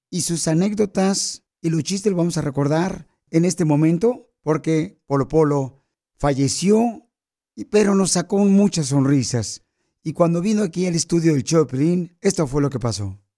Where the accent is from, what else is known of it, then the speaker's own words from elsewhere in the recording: Sinaloa, Mexico; now in United States; aquí venimos de Sinaloa a Estados Unidos, Papuchón.